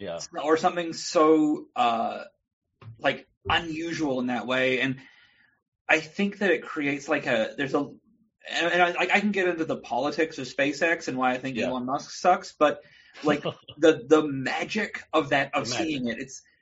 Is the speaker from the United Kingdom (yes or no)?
no; New Zealand; I'm from New Zealand originally.